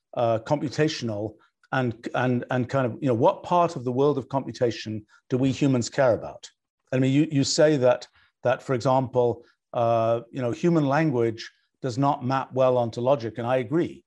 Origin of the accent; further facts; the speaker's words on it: Oxford, South East England, United Kingdom; I grew up in Oxford